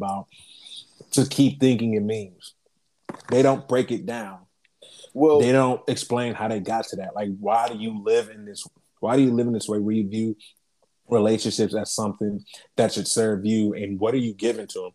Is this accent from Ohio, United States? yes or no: yes; Columbus, Ohio, United States; we're from Columbus.